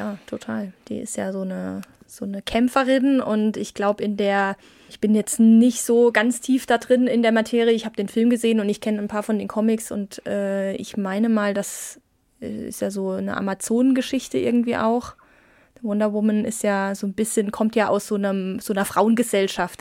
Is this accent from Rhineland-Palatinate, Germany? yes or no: no; Saarland, Germany; moved away; ich komme ja aus dem Saarland gebürtig